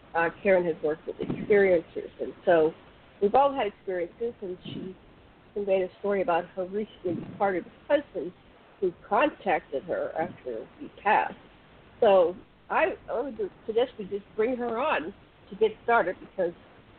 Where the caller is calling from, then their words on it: Maui, Hawaii, United States; I'm calling in from Maui, Hawaii.